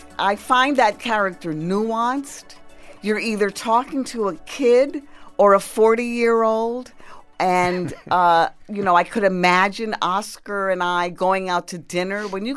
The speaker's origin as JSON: {"language": "English", "country": "United States", "tie": "born or raised there", "said": "I was born in the United States, so I was raised on that. And I thought they were proper Spanish words. My mother would use them."}